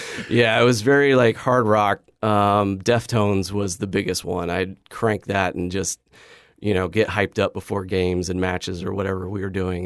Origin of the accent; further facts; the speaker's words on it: Boise, Idaho, United States; growing up in Idaho was amazing